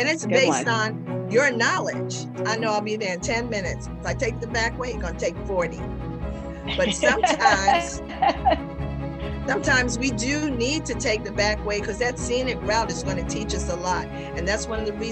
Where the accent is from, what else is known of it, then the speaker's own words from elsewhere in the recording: New York, United States; Growing up in New York